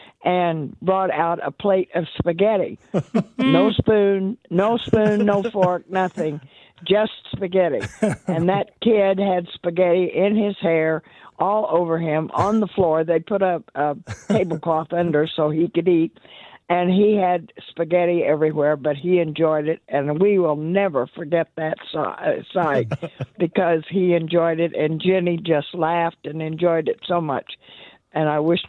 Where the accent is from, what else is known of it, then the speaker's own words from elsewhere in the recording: Kansas City, Missouri, United States; I grew up in Kansas City